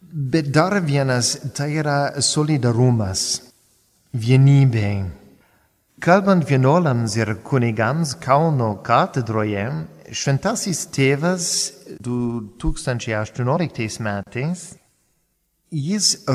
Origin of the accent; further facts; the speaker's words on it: United States; first language English; Lithuanian is a second language; now in Palendriai, Lithuania; nesu lietuvis, esu amerikietis ir kalbėti lietuviškai tai gražiai, bet gana sudėtinga.